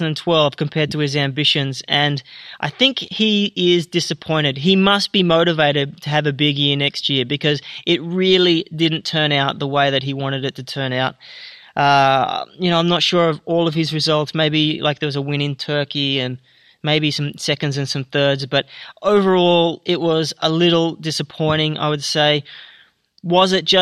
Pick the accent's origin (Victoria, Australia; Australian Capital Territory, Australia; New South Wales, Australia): Australian Capital Territory, Australia; Canberra; Being a lad from my hometown